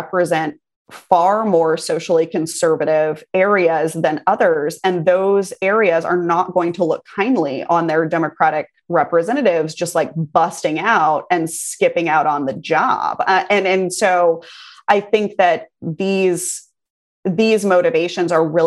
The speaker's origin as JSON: {"language": "English", "region": "Texas", "country": "United States", "tie": "born or raised there", "said": "I grew up in Texas. I love this state. I live here now."}